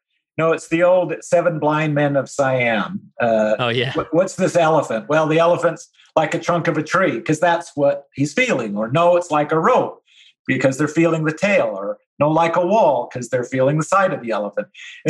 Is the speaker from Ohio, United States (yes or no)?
no; Utah, United States; moved away as an adult; also born or lived in Southern US; I grew up in Utah, I just lived in the South for 25 years